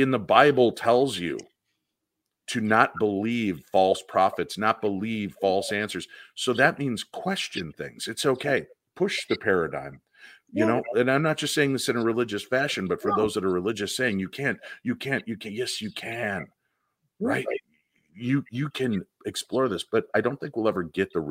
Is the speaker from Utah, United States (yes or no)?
no; Medinah, Illinois, United States; I grew up in Medina, Illinois, in this house that I loved with my mom and dad